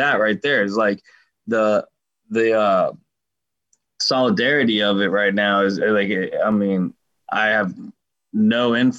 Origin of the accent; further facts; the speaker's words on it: Colorado, United States; but like I came from Colorado, so like I'm used to a completely different environment